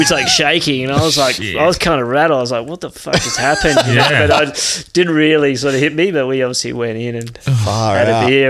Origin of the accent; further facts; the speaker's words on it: Perth, Western Australia, Australia; I grew up in Perth, and you know, Perth's not well known for waves